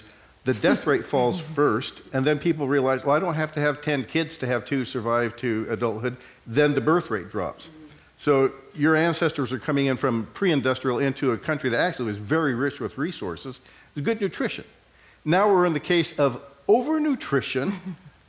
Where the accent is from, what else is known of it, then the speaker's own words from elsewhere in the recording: California, United States; I was born here in California. My parents were told, don't teach them Spanish